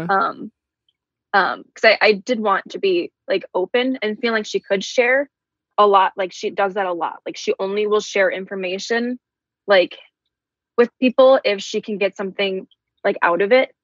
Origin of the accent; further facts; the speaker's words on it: Midwest, United States; we're from the Midwest